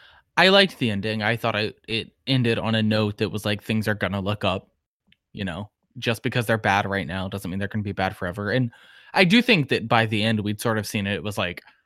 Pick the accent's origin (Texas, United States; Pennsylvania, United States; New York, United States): New York, United States; Like, we're a New York family because I am from New York.